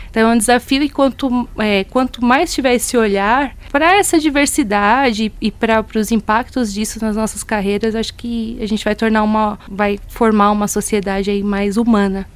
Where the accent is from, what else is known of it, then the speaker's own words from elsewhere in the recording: Rio Grande da Serra, São Paulo, Brazil; Eu sou de Rio Grande da Serra, divisa de município com Paranapiacaba